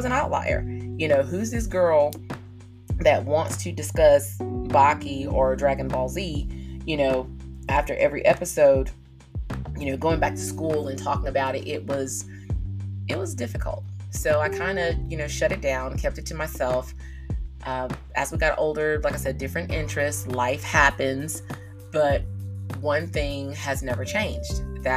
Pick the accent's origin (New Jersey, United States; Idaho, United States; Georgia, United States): Georgia, United States; South; I am from South Georgia